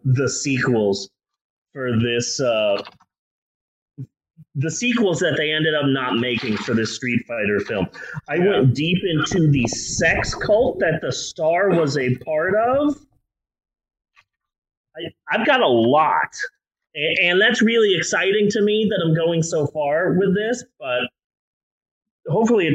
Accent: United States; we're American

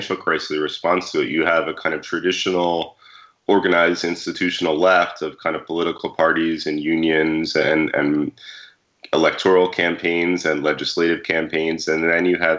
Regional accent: New York, United States; Maria and I are both from New York, and growing up in New York

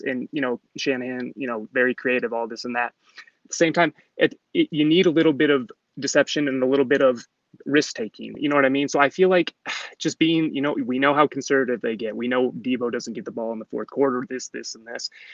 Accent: Michigan, United States; we are from Michigan here, so not really from the Bay.

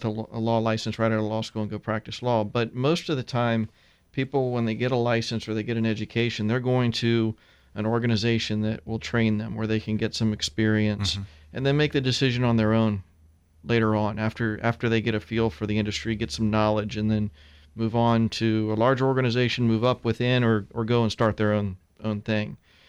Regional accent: Tampa, Florida, United States; Yeah, my sister and I are third generation.

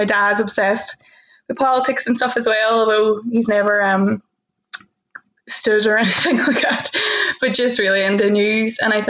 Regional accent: Derry, Northern Ireland, United Kingdom; moved away; I am obviously from the accent from Derry City, born and reared.

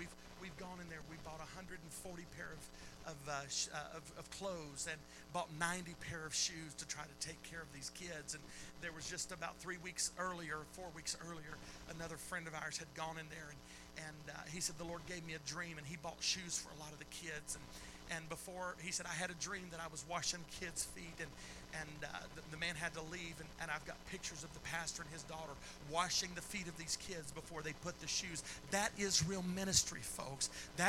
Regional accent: Philippines; I was raised there. I was raised in the Philippines.

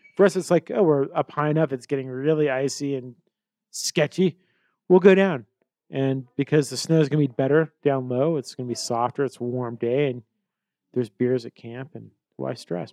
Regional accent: Colorado, United States; growing up in Colorado and being in the mountain environment

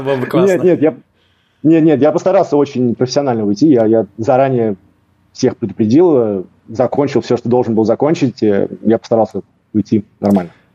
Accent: Riga, Latvia; moved away as an adult; also born or lived in Cyprus / England / Norway / Russia; Я из э, Риги, из Латвии. Эм, я родился, вырос в Латвии.

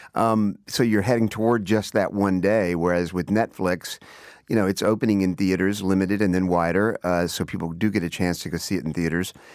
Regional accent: Texas, United States; growing up in Texas

